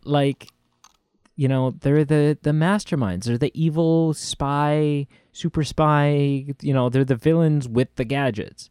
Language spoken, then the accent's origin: English; Canada; accent: Canadian; my Canadian accent